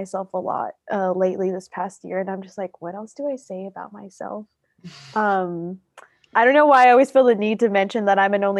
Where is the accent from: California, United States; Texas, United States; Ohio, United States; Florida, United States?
Texas, United States; Houston; moved away as an adult; now in San Marcos, United States; I am from Houston, Texas, born and raised.